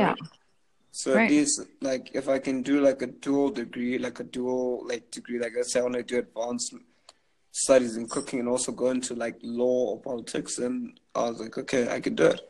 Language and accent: English; Zimbabwe; moved away as an adult; also born or lived in Canada; I'm from Zimbabwe